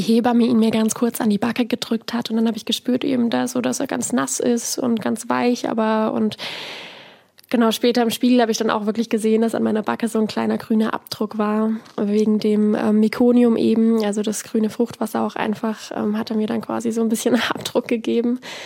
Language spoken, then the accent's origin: German; near Freiburg, Baden-Württemberg, Germany; moved away as an adult; also born or lived in Bavaria; Ich bin eben in Sechsau aufgewachsen, in einem Dorf, bin dann, um meine Ausbildung zu machen, eben nach Bayern gezogen